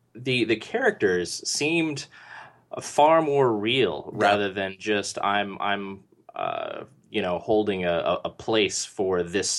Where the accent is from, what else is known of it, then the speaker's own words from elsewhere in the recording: San Diego, California, United States; Like, I'm from San Diego. We don't have woods there.